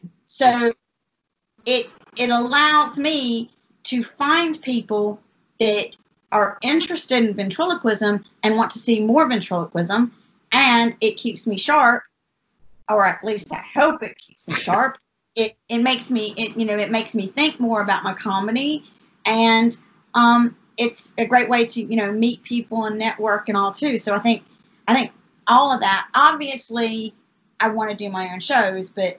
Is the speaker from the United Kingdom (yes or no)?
yes; Norwich, East of England, United Kingdom; moved away as an adult; also born or lived in Charlotte Gastonia area, North Carolina; now in North Carolina, United States; I'm from Norwich.